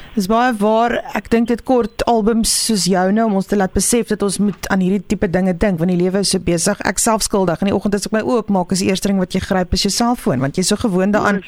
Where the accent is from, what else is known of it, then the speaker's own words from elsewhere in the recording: Pretoria, Gauteng, South Africa; Ek het al groot geword in in Pretoria